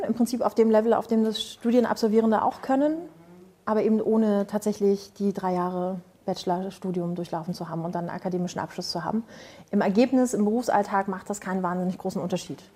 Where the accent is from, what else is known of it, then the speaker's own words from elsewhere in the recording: Spreewald, Brandenburg, Germany; im Spreewald, wo ich herkomme